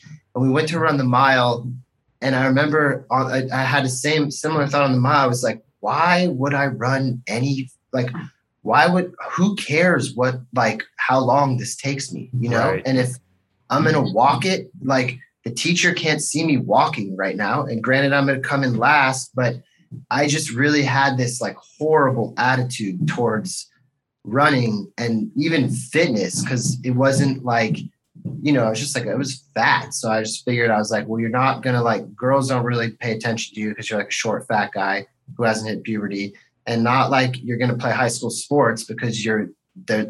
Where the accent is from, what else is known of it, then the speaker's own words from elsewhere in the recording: Marin County, California, United States; now in Los Angeles, United States; I grew up in Marin County